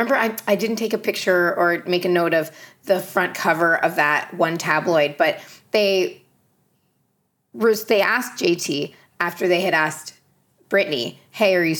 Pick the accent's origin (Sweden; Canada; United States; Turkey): Canada; I'm Canadian